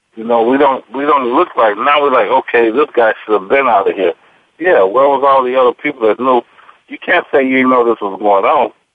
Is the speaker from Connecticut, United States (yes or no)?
no; Robbins, Illinois, United States; I grew up in Robbins, Illinois